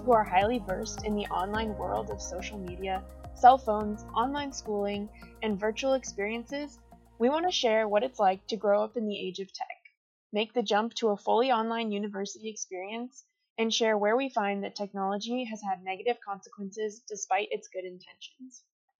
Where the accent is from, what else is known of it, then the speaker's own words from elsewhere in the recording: Paso Robles, California, United States; I'm a fourth-year mechanical engineering major at Cal Poly from Paso Robles, California.